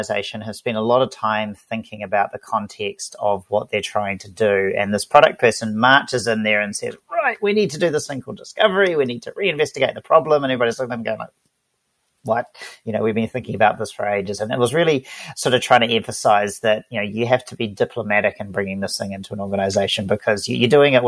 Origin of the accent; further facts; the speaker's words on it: Auckland, New Zealand; I'm from Auckland, New Zealand, based down here